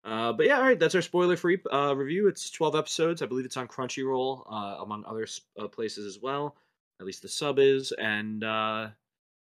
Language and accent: English; United States; we're from the United States rather than from Japan